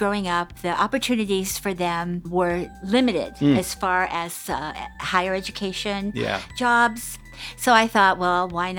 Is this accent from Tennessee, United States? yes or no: no; Oakland, California, United States; moved away as an adult; also born or lived in Hawaii / Michigan / Nebraska; now in Fremont, United States; Well, Oakland is actually my hometown.